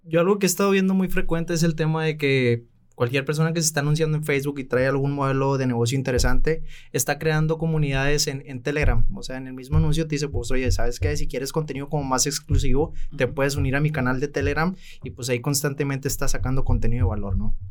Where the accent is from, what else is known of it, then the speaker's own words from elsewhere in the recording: Los Mochis, Sinaloa, Mexico; cuento con mi propia agencia eh, en mi ciudad natal, Los Mochis, Sinaloa